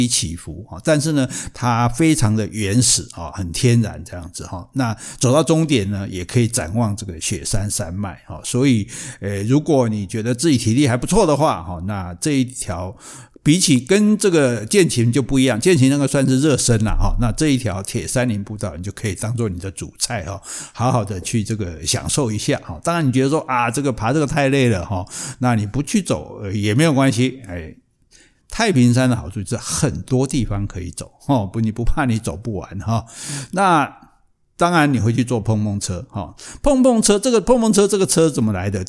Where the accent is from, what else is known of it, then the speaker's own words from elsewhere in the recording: Taiwan; 我们台湾人现在水准也很高嘛，也不会去乱抓这些鸟